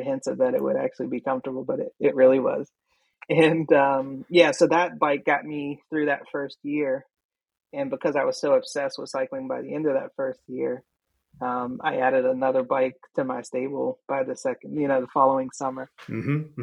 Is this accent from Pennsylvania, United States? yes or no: yes; Pittsburgh, Pennsylvania, United States; I grew up in East Liberty, that part of town